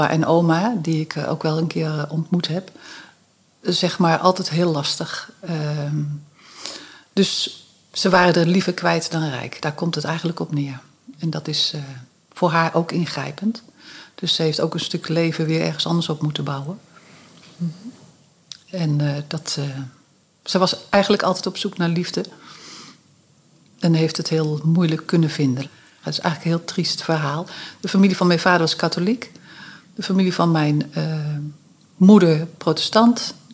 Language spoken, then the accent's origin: Dutch; Utrecht, Netherlands; born there; Ik ben geboren in Utrecht uh, en, uh, in het Huis van Ongehuwde Moeders, Beeldstraat 186 ons thuis. Um, en daar heb ik de eerste vier jaar van mijn leven gezeten.